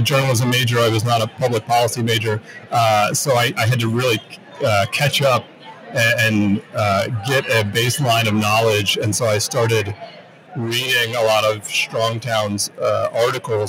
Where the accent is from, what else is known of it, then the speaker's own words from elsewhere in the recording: Durham, North Carolina, United States; I'm from Durham, North Carolina. I was born and raised there, went to school there.